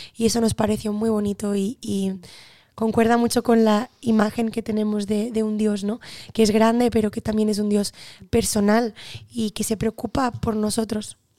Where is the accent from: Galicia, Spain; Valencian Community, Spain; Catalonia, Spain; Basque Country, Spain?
Catalonia, Spain; Barcelona; nací en Barcelona